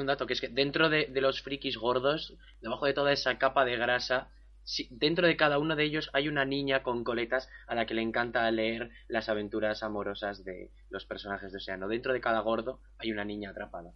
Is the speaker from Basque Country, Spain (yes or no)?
yes; Basque Country, Spain; soy, bueno, español, vasco